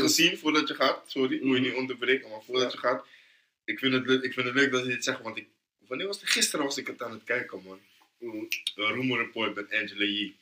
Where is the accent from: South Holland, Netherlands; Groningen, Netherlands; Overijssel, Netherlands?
South Holland, Netherlands; Rotterdam; Ik ben van Noord